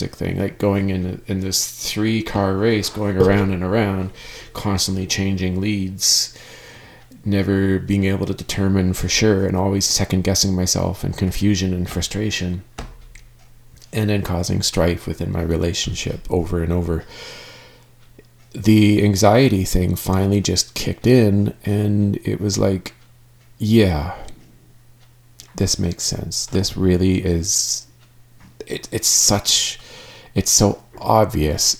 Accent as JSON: {"language": "English", "country": "Canada", "said": "I am Canadian"}